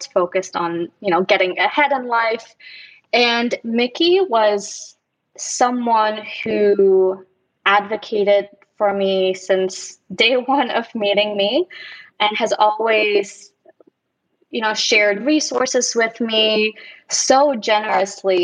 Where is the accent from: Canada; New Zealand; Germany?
Germany; also born or lived in Dallas, Texas, United States; now in Los Angeles, United States; Before moving to LA, I was living in Dallas, Texas. And before living in Dallas, I was actually born and raised in Germany